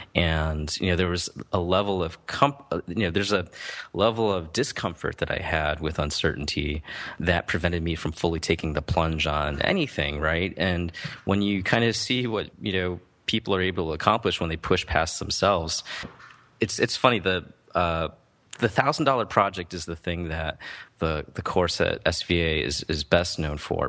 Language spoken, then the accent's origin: English; Midwest, United States; I grew up in the Midwest